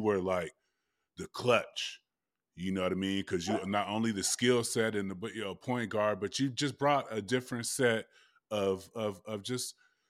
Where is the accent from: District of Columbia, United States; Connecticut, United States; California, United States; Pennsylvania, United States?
California, United States; Oakland; also born or lived in San Diego; when I was growing up in Oakland